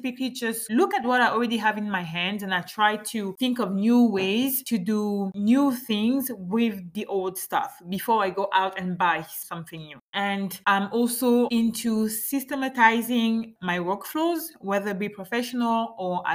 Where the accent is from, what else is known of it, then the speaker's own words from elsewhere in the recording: Gabon; first language French; English is a second language; also born or lived in France; now in Montreal, Canada; my home country is Gabon